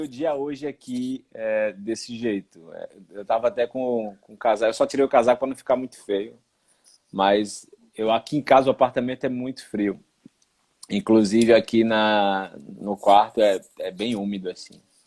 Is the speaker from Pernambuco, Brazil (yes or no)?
yes; Recife, Pernambuco, Brazil; moved away as an adult; also born or lived in Ireland; now in Portugal; E eu de Recife